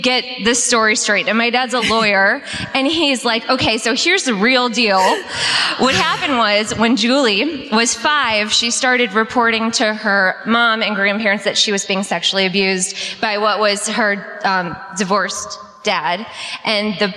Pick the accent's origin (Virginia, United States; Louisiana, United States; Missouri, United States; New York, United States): Missouri, United States; Creve Coeur; I'm actually from Crève Coeur